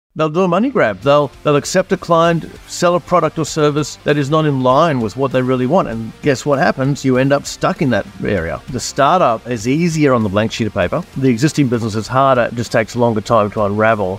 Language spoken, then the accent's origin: English; Australia; accent: Australian; also born or lived in New Zealand; for those that haven't picked up on my accent, I'm Australian, uh, born in New Zealand, moved to Australia in nineteen seventy-nine. I'm fifty-four years old right now.